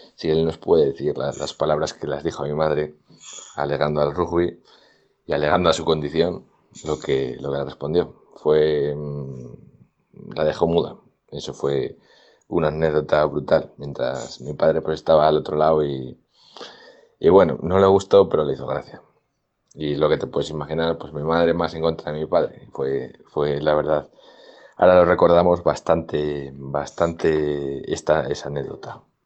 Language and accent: Spanish; Valladolid, Castile and León, Spain; also born or lived in Medina de Rioseco / Madrid; nos trasladamos la familia entera desde Río Seco a Valladolid a vivir y empezamos aquí en un nuevo colegio